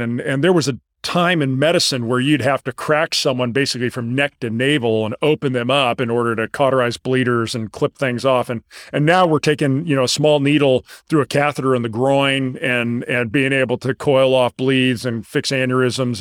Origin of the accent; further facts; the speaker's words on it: La Jolla, California, United States; moved away as an adult; also born or lived in Houston, Texas; I grew up in La Jolla, California.